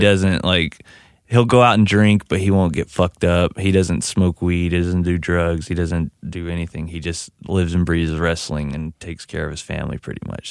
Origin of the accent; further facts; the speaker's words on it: Crane, Texas, United States; I'm from Crane, Texas, in West Texas, which is directly in between El Paso and Dallas